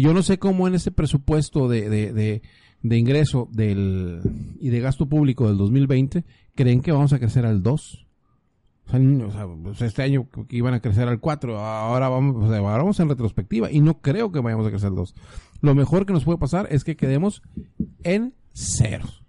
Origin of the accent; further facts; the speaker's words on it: Sonora, Mexico; now in Baja California, Mexico; Yo soy de Sonora